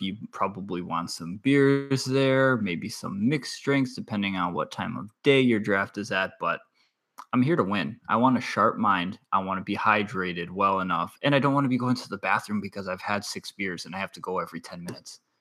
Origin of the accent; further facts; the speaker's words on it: Wisconsin, United States; I'm from Wisconsin